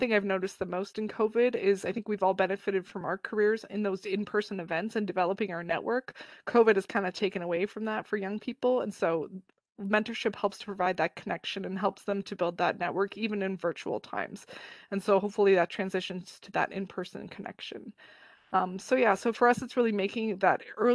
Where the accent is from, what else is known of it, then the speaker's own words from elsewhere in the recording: Toronto, Ontario, Canada; I live in a big city in Toronto, and I grew up in Toronto